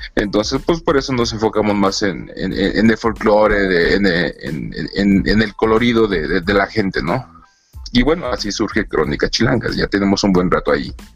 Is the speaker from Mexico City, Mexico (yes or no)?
yes; Mexico City, Mexico